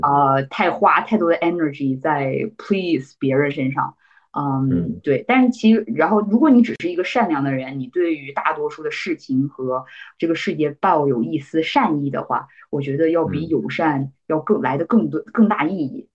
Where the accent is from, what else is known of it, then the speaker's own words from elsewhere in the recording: Northeast China, China; moved away as an adult; also born or lived in New York / US West Coast; now in United States; 我们嗯。东北人的